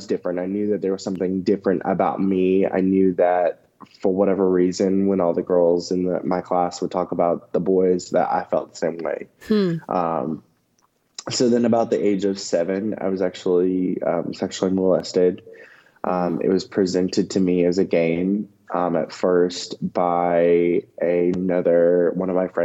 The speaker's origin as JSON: {"language": "English", "region": "the South", "country": "United States", "tie": "born or raised there", "said": "I grew up in the South. I grew up in the Bible Belt"}